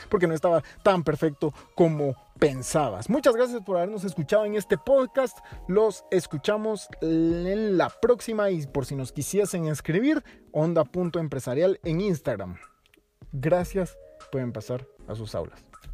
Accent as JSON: {"language": "Spanish", "country": "Guatemala", "said": "como guatemaltecos"}